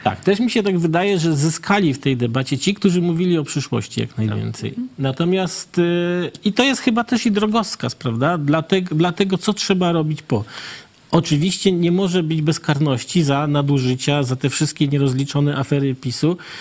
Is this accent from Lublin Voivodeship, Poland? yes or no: yes; Puławy, Lublin Voivodeship, Poland; ja jestem z Puław